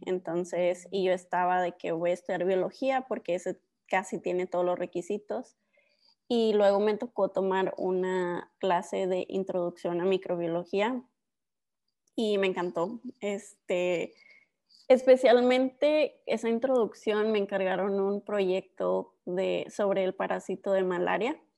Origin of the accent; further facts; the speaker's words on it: Ciudad Juárez, Chihuahua, Mexico; also born or lived in El Paso; soy este, mexicana, americana. Yo, mi historia empieza cuando nací, pues, en, en la frontera de Ciudad Juárez y El Paso, Texas, pero con papás mexicanos, pues, siempre me, este, me fui a vivir a México. Vivimos en Ciudad Juárez por varios años